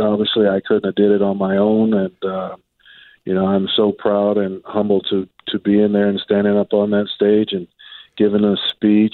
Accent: San Jose, California, United States; I grew up in San Jose State, played at San Jose State, played at a junior college there in San Jose

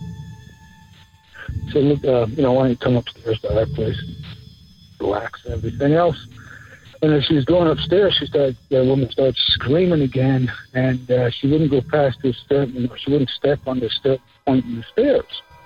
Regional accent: Scotland, United Kingdom; I was raised in Scotland

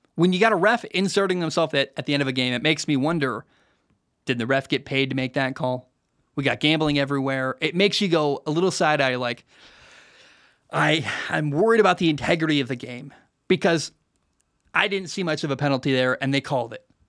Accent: Oregon, United States; moved away; My family still lives in the Oregon area

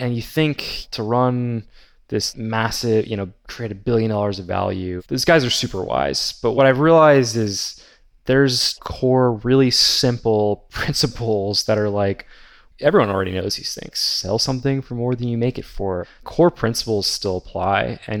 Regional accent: Texas, United States; I live in Texas, but there's this area about 3 hours away called Broken Bow. And growing up in Texas, I thought everything was flat here for the next like 8 hours

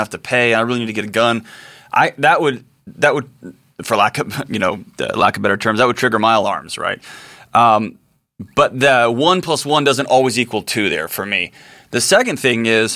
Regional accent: Texas, United States; my home state of Texas

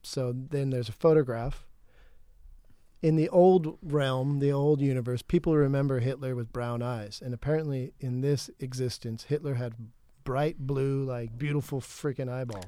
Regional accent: California, United States; I'm from California

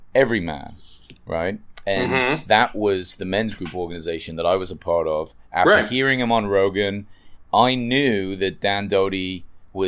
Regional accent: England, United Kingdom; moved away; I grew up in England with a vegetarian family

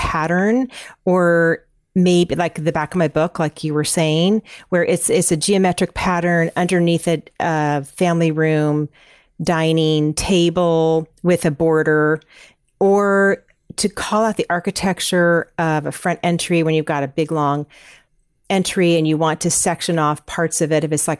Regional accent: California, United States; I grew up in Northern California, everyone used this one decorator in this little town that I grew up in, and she specialized in painted floors.

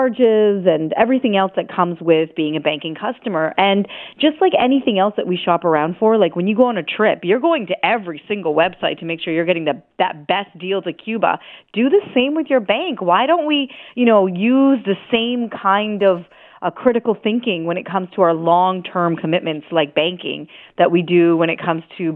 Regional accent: Canada; being a Canadian

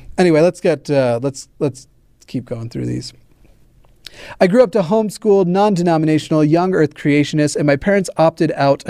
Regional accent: South Carolina, United States; I'm from South Carolina, and we weren't even allowed to ask about same-sex relationships.

